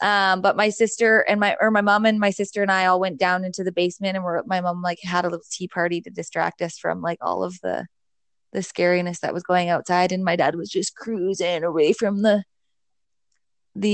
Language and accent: English; Canada; also born or lived in Edmonton, Alberta; I was born in Edmonton, and I moved here to Summerlin when I was one, but I was one, or I guess I was under one